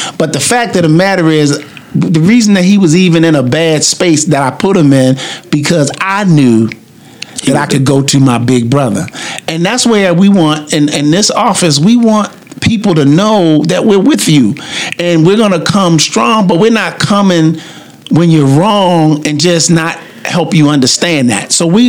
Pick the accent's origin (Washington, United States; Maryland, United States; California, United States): Maryland, United States; Baltimore; One of the things that we have in growing up in Baltimore is that big brother, that feeling that we get by having that big brother.